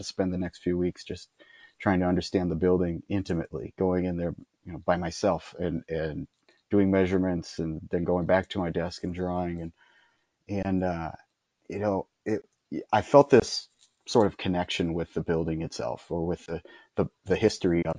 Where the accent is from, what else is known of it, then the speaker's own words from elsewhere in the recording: Minnesota, United States; now in San Antonio, United States; I am from Minnesota and I speak that language up there